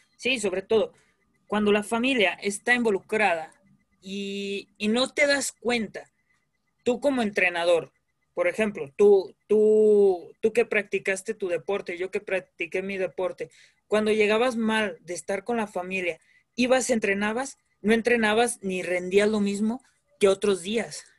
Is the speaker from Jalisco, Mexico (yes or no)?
yes; Guadalajara, Jalisco, Mexico; vengo de aquí de Guadalajara